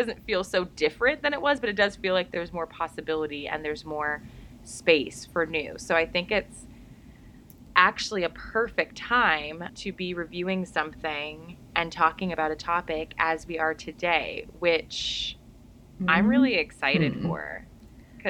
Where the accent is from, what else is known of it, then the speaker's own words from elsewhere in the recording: United States; my home country in America